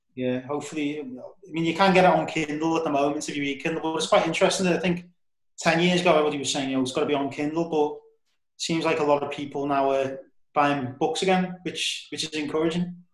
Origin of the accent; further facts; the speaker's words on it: Liverpool, North West England, United Kingdom; I'm from Liverpool